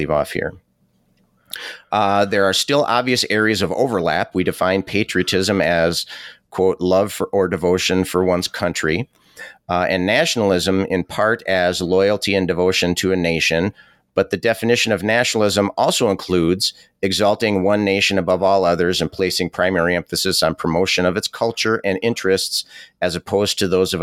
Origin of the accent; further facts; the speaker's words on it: United States; I'm proud to be an American